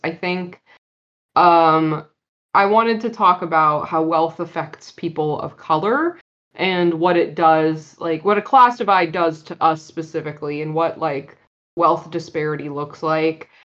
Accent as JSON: {"language": "English", "country": "Pakistan", "lives_now": "Silicon Valley, United States", "said": "I am talking about the fact that I am a Pakistani who moved to Silicon Valley with my dad and my family."}